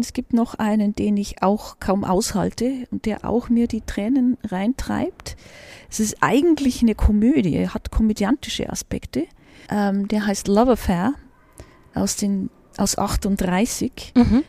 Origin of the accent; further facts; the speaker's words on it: Regensburg, Bavaria, Germany; moved away as an adult; Filmsozialisation in meiner Heimatstadt, also wo ich die Schulzeit zugebracht habe und auch noch die ersten vier Semester, nämlich Regensburg